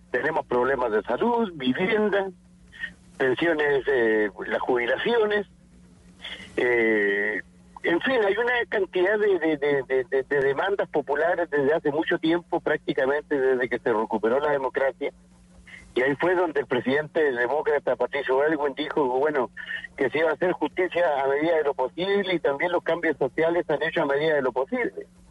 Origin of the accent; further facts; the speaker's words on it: Chile; yo soy un diputado de la Patagonia, del sur de Chile